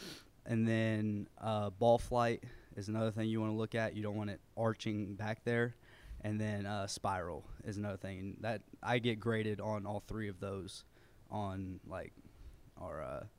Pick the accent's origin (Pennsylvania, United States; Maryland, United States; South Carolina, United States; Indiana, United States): Indiana, United States; Muncie; born there; also born or lived in Chattanooga; now in Lebanon, United States; I was born in Muncie, Indiana